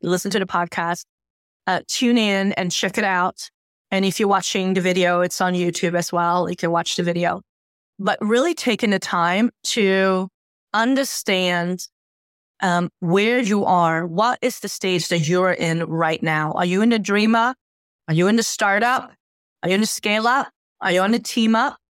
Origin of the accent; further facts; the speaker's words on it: Helsingborg, Skåne, Sweden; moved away; also born or lived in Lake Geneva, Switzerland; spending time in my hometown, uh, Helsingborg